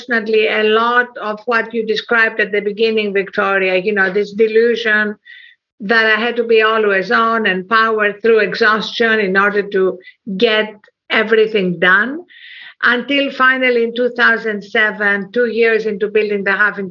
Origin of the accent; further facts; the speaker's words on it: Athens, Attica, Greece; moved away; also born or lived in England / United States; I was brought up in Athens, Greece